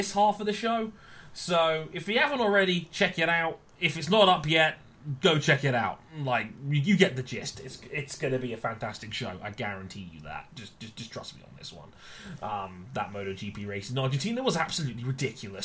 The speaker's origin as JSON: {"language": "English", "country": "United Kingdom", "said": "I'm British"}